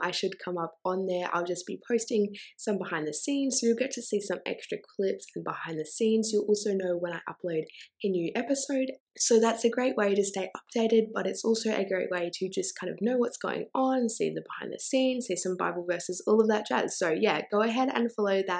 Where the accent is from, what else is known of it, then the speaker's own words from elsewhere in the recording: Australia; I'm also Australian